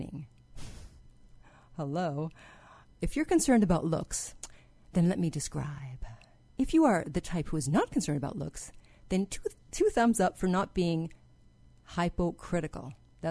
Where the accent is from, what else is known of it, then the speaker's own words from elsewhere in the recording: Canada; I grew up in Canada where there isn't really a lot of racism